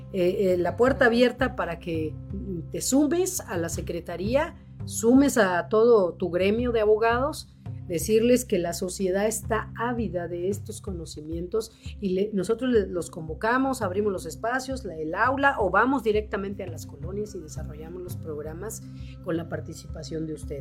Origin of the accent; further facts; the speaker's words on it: Cuernavaca, Morelos, Mexico; yo crecí así, soy de Cuernavaca